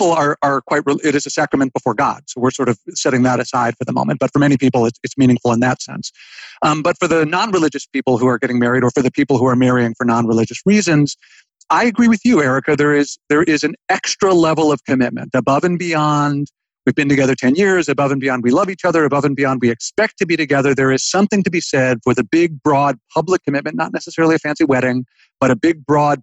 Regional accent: United States; we grew up in America when we did

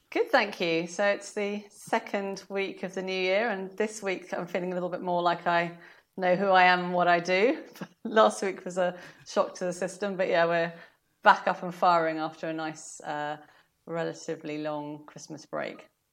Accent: South Africa; now in United Kingdom; I was born in summer 'cause I was born in South Africa

